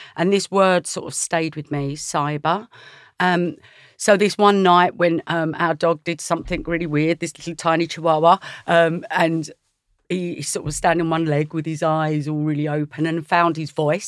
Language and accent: English; Essex, East of England, United Kingdom; I was brought up in Essex